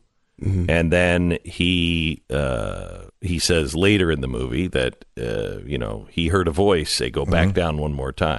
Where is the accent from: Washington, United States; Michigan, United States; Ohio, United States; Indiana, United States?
Washington, United States; Mount Vernon; also born or lived in Bellingham; now in Phoenix, United States; So I grew up in Mount Vernon in Bellingham.